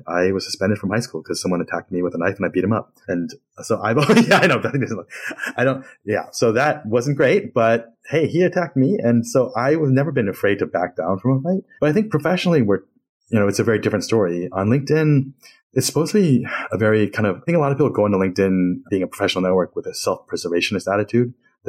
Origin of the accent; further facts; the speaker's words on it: Queens, New York, United States; born there; I'm like, yeah, because I was born in Queens and I speak English just fine.